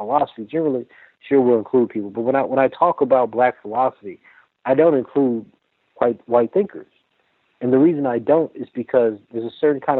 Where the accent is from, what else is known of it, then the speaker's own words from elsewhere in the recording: Lake Charles, Louisiana, United States; I'm from Lake Charles, Louisiana